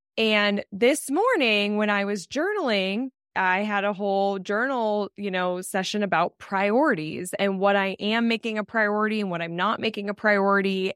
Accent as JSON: {"language": "English", "region": "Colorado", "country": "United States", "tie": "born or raised there", "said": "I grew up in Colorado"}